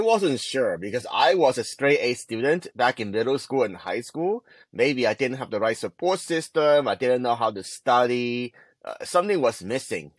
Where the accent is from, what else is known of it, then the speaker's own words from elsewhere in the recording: Hong Kong; moved away; I grew up in Hong Kong